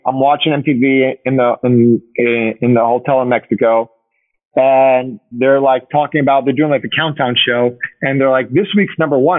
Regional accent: Uruguay; I think like a moment for me was like being in Buenos Aires, because I'm from Uruguay.

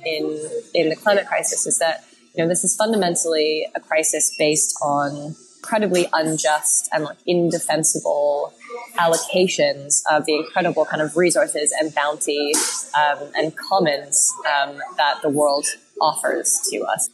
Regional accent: Canada; as a Canadian

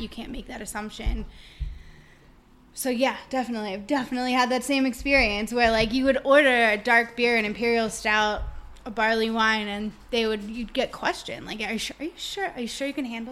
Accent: about an hour north of Philadelphia, Pennsylvania, United States; moved away as an adult; now in Australia; I grew up about an hour north of Philadelphia

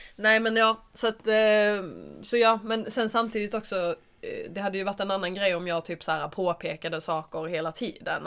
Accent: Skåne, Sweden; moved away; hälsa på min familj. Och bara vara hemma i Skåne

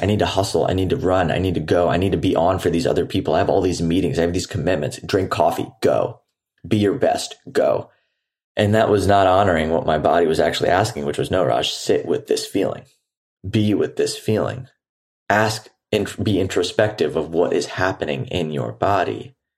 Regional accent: Houston, Texas, United States; also born or lived in San Diego; now in Nosara, Costa Rica; I'm currently actually recording this episode from my hometown in Houston.

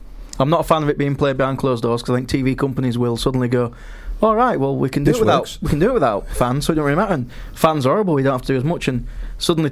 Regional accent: England, United Kingdom; we are English people

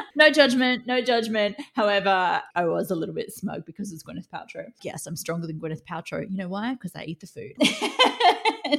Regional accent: Australia; I'm Australian

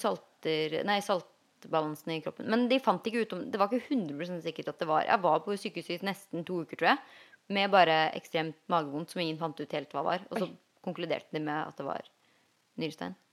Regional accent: Norway; en jeg vokste opp med i Jarmark

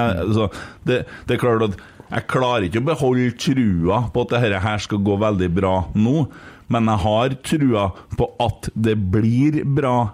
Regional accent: Lofoten, Nordland, Norway; Jeg er fra Lofoten. … fra Lofoten.

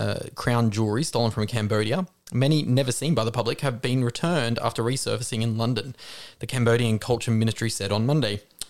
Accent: Australia; I'm Australian.

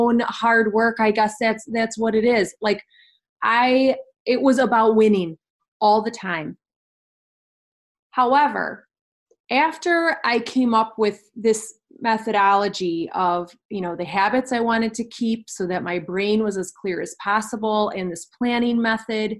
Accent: Kenosha, Wisconsin, United States; We're both from Kenosha, Wisconsin. And we went to kindergarten together

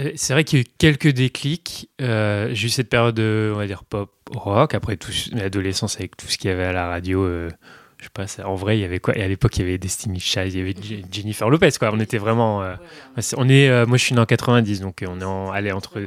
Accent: northern Burgundy, Bourgogne-Franche-Comté, France; moved away as an adult; now in Paris, France; je viens du nord de la Bourgogne, mais il fallait que j'aille à Dijon

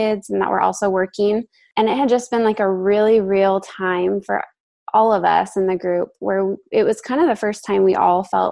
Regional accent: Central Valley of California, United States; moved away as an adult; now in San Luis Obispo, United States; originally I am from the Central Valley of California and we just recently moved to the Central Coast. So I'm in a town called San Luis Obispo

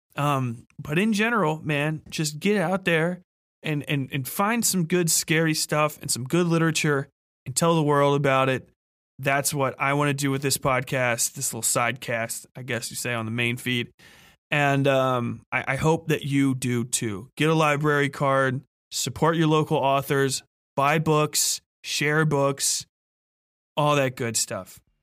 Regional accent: Cincinnati, Ohio, United States; growing up in Cincinnati, which I have learned since is a terrible place to learn about cars because we don't have vehicle inspections in our state

